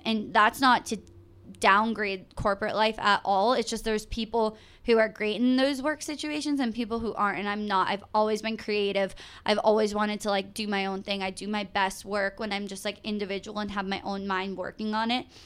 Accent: Massachusetts, United States; I am From Massachusetts, I went to Boston University with Gretchen

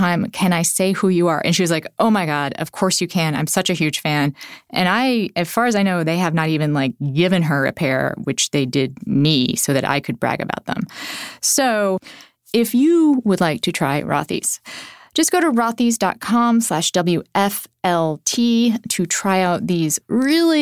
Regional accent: Texas, United States; I grew up in Texas

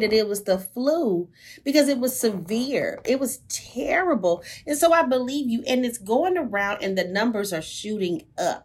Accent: Houston, Texas, United States; I'm from the hood, I'm from Sunnyside.

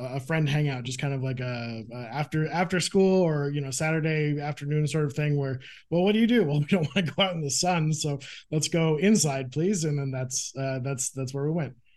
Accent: Phoenix, Arizona, United States; I grew up in Phoenix, Arizona

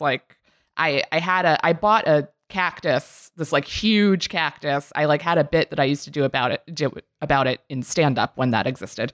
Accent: Maryland, United States; I am from Maryland

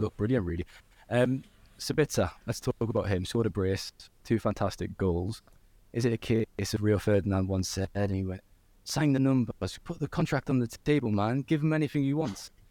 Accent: Newcastle upon Tyne, North East England, United Kingdom; I am from Newcastle

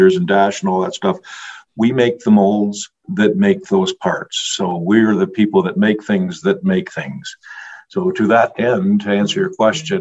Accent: Canada; I'm a Canadian shipping into the U.S.

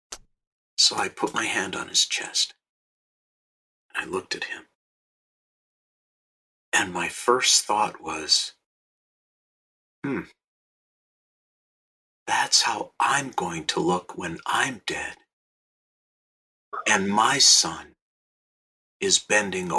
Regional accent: Minneapolis, Minnesota, United States; now in Los Angeles, United States; I live in Los Angeles. I grew up in Minneapolis.

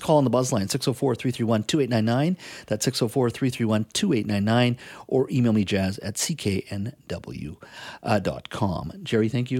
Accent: India; moved away; I was born in India. I was the oldest of three

